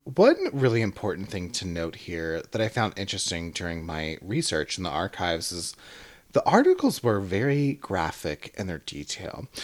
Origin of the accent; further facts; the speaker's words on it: the South, United States; now in Atlanta, United States; I am from the South